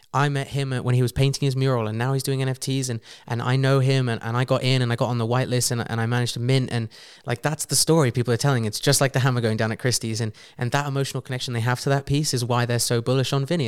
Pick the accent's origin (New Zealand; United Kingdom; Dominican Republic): United Kingdom; England; from being English